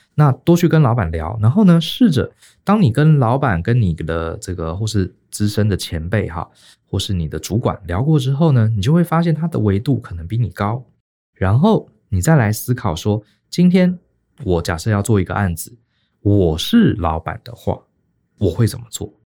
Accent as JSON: {"language": "Chinese", "country": "Taiwan", "said": "我们台湾人"}